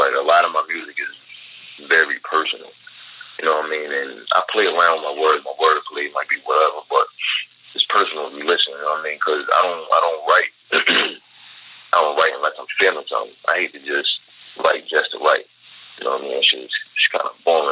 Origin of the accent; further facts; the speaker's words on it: Baltimore, Maryland, United States; I'm from Baltimore